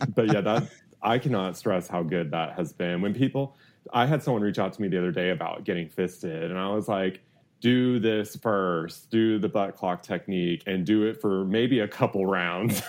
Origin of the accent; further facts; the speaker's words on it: Houston, Texas, United States; I grew up in Houston